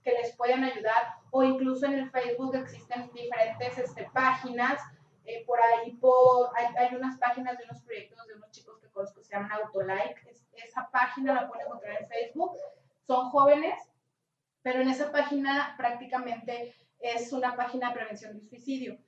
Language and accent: Spanish; Mexico; como mexicanos